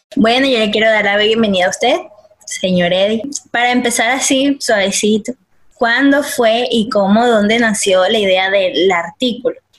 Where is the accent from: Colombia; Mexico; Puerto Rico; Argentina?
Colombia; como colombianos